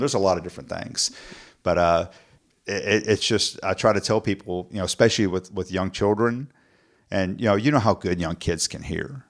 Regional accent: South Texas, United States; growing up in South Texas

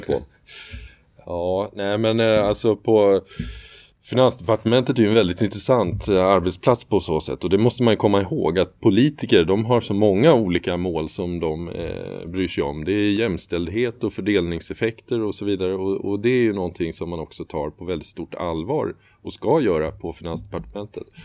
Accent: Sweden; för oss som svenskar

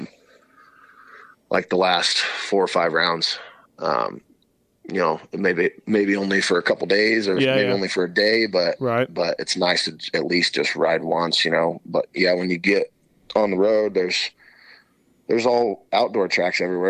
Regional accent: Iowa, United States; Growing up in Iowa

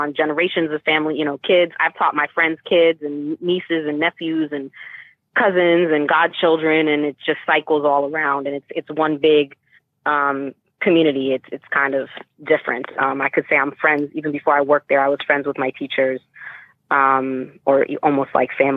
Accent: Boston, Massachusetts, United States; I grew up in Dorchester and Roxbury, predominantly Black Hispanic neighborhoods of Boston

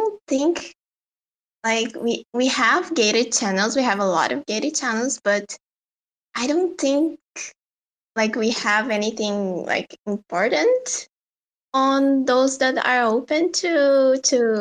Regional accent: Brazil; I'm from Brazil

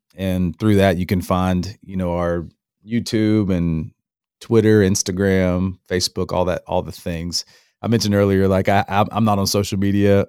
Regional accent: North Florida, United States; moved away as an adult; also born or lived in Alabama; now in Apex, United States; I'm raised in North Florida

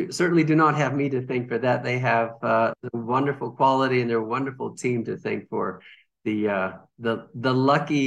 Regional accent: California, United States; moved away as an adult; now in Suwa, Japan; Originally, I'm from California, and I just kept going west and ended up here in Japan

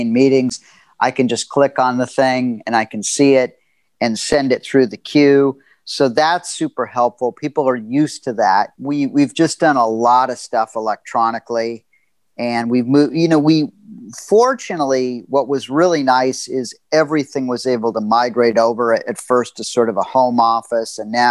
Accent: Los Angeles, California, United States; I grew up in Los Angeles

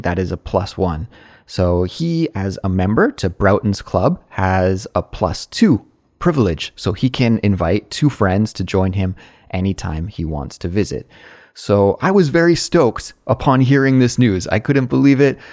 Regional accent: Canada; moved away as an adult; now in Seoul, South Korea; I'm from Canada.

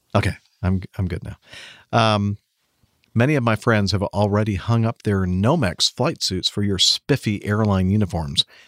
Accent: California, United States; moved away; spending a lot of time living and growing up in California

